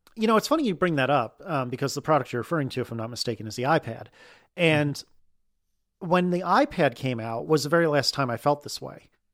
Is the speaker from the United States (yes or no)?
yes; United States; as an American